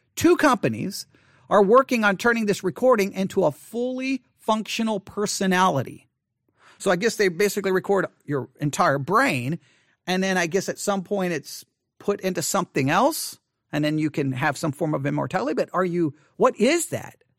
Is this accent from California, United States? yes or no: no; Buffalo Gap, Texas, United States; as I was growing up in Buffalo Gap